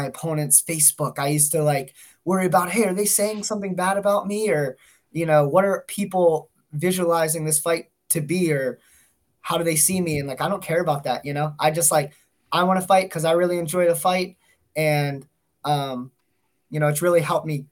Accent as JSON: {"language": "English", "town": "Dormont", "region": "Pennsylvania", "country": "United States", "tie": "born or raised there", "also_born_or_lived": "Pittsburgh, Pennsylvania", "moved": "as an adult", "lives_now": "Erie, United States", "said": "Being from Pittsburgh originally, I grew up in Dormont."}